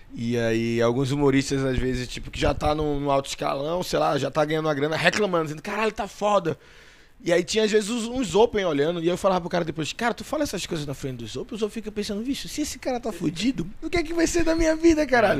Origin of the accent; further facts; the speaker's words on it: Northeast Region, Brazil; eu sou nordestino